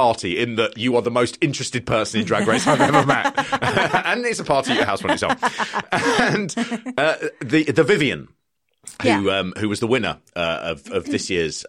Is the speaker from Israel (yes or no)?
no; London, United Kingdom; As a Londoner